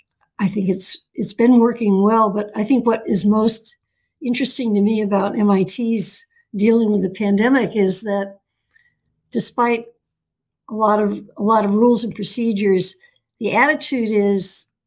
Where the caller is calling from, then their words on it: Newton, Massachusetts, United States; I'm calling from Newton, Massachusetts